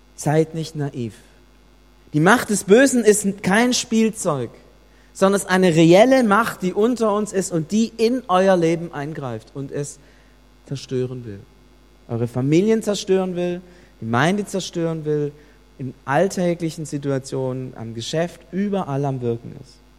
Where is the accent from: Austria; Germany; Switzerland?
Germany; Es hat uns getroffen als Deutsche